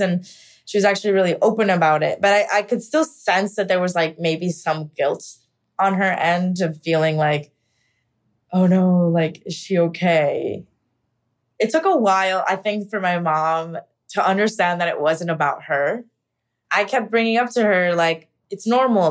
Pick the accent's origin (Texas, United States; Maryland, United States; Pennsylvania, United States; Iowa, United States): Pennsylvania, United States; moved away as an adult; now in New York City, United States; I am originally from Pennsylvania. I moved to New York City about ten years ago.